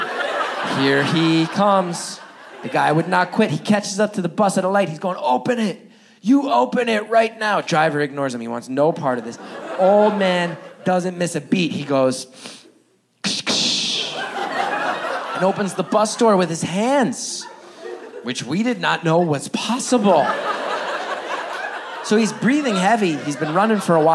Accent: West Orange, New Jersey, United States; Now, I grew up in northern New Jersey. More specifically, I grew up in a town called West Orange.

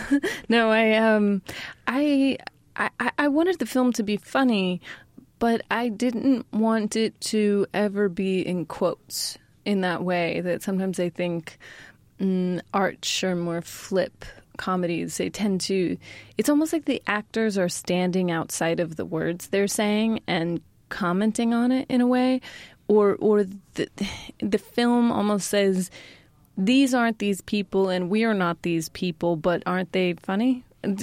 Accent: Sacramento, California, United States; Yeah, that's my hometown.

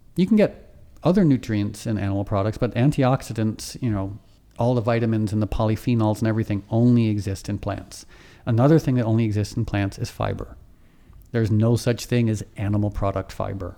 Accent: Darien, Connecticut, United States; also born or lived in Harlem, New York; I grew up in this conservative, preppy, affluent town

